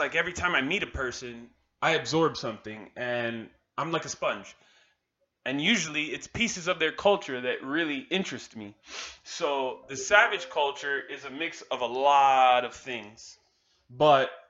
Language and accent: English; Miami, Florida, United States; I was born and raised in Miami, Florida, to Caribbean parents